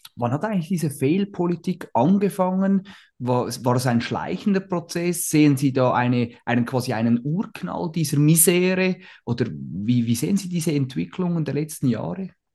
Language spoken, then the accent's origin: German; Switzerland; als Schweizer